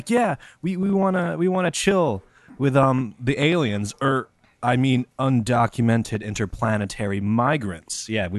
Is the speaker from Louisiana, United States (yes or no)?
no; Missouri, United States; I grew up in Missouri.